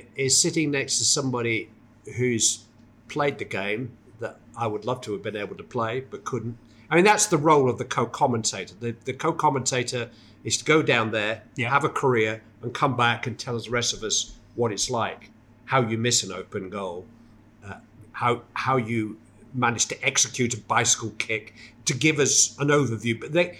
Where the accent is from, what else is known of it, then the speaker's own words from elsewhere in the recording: Bury, North West England, United Kingdom; Well, I'm from Bury, so I should speak like Gary Neville, really.